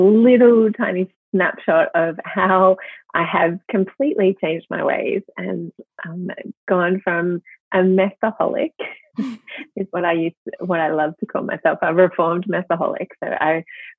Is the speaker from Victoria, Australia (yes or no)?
yes; Melbourne, Victoria, Australia; accent: Australian; now in Sydney, Australia; I am originally from Melbourne